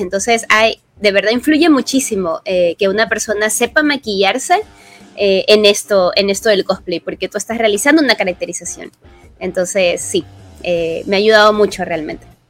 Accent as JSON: {"language": "Spanish", "town": "Guayaquil", "region": "Guayas", "country": "Ecuador", "said": "soy cosplayer de Guayaquil, Ecuador"}